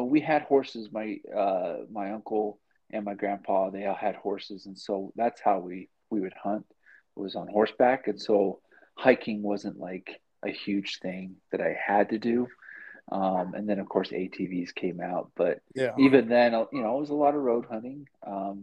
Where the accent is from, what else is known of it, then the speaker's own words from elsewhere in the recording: Provo, Utah, United States; I grew up in Provo